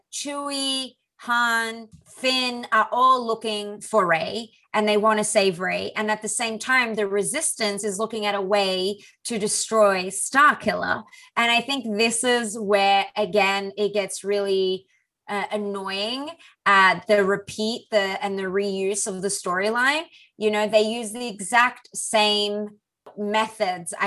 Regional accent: Australia; The problem with being an Aussie is I don't say the T

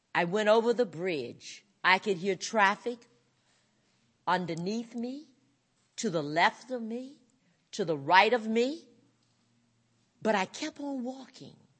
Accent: North Carolina, United States; I grew up in North Carolina on a plantation called the Coolmee Plantation, raised by my parents and paternal grandparents

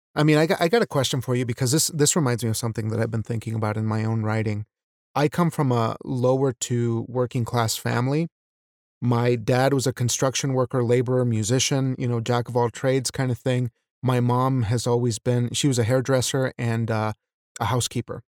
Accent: Wyoming, United States; a Mexican American who was raised in Wyoming, the state of Wyoming of all places

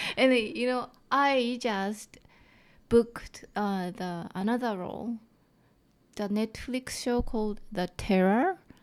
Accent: Japan; accent: thick Japanese; English is a second language; now in Vancouver, Canada; I have thick Japanese accent

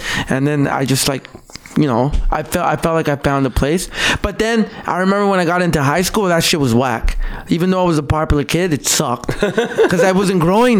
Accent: Calgary, Alberta, Canada; also born or lived in El Salvador; I grew up in Northeast Calgary.

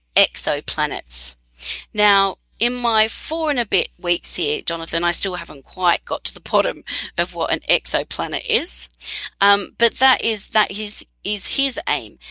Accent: Australia; moved away; Australia, my home country

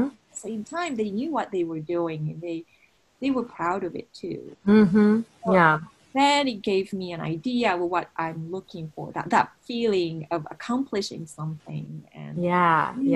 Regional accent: Japan; moved away as an adult; also born or lived in United States; I was from Japan and I was studying in the U.S.

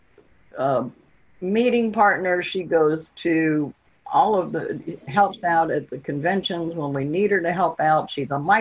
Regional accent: Virginia Beach, Virginia, United States; moved away as an adult; also born or lived in Millington, Tennessee / Memphis, Tennessee / Mississippi; We went back to Virginia Beach because I'm from Virginia Beach, Virginia.

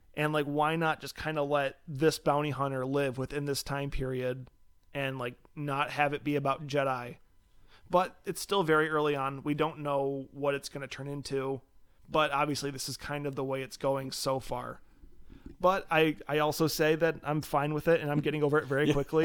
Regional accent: Michigan, United States; we're from Michigan

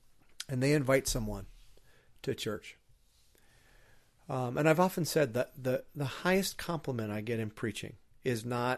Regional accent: Minnesota, United States; I didn't. I grew up in Iron Range where, you know, beer is like orange juice and cussing is like, cussing's like talking.

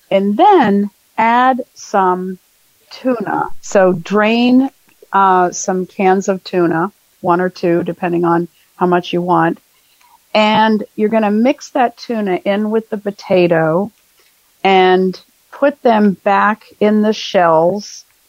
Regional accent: Dothan, Alabama, United States; I'm from Dothan, Alabama.

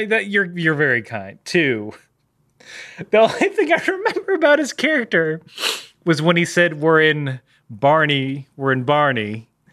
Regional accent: United Kingdom; I'm British.

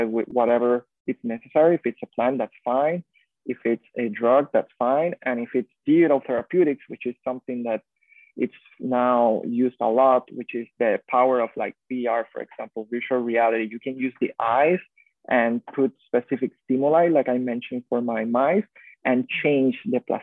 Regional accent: Puerto Rico; growing up in Puerto Rico

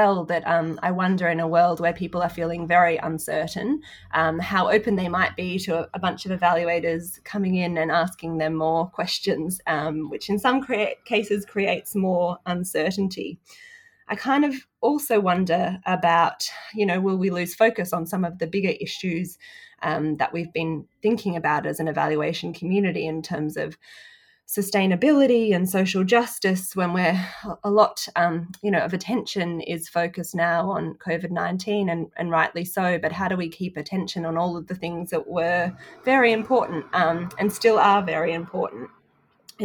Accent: Sydney, New South Wales, Australia; I'm in my hometown of Sydney today

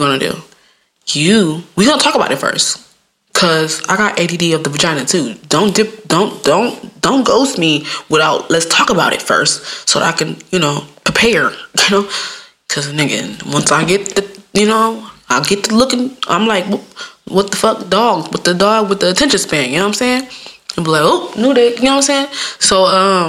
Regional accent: Midwest, United States; I'm from the Midwest

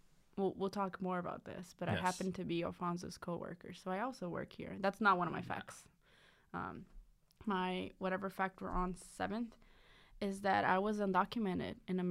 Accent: Brazil; English is a second language; now in United States; my second fact is that I was born and raised in Brazil.

